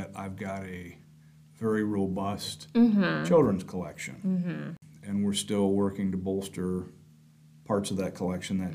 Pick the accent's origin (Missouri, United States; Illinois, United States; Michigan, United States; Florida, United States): Michigan, United States; Muskegon; also born or lived in Fruitport, Michigan; now in Grand Rapids, United States; I grew up in Muskegon. Then we moved to Fruitport. I've been living in Grand Rapids for about 25 years.